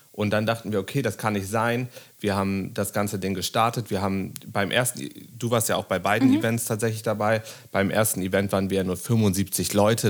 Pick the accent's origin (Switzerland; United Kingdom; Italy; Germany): Germany; Bremen; now in Berlin, Germany; Ich bin damals nach ähm, Berlin gekommen, ich komme aus Bremen